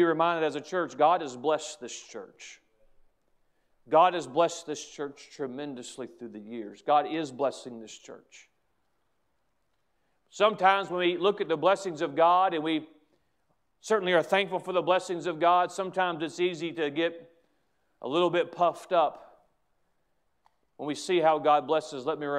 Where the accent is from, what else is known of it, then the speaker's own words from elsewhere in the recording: United States; as an American, as a patriotic American